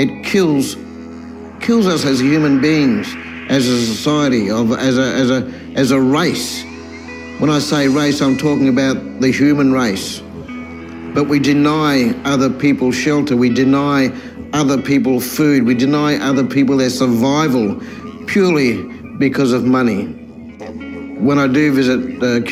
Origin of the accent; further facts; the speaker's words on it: South Australia, Australia; also born or lived in Victoria, Australia; I grew up mainly around South Australia, a little bit in Victoria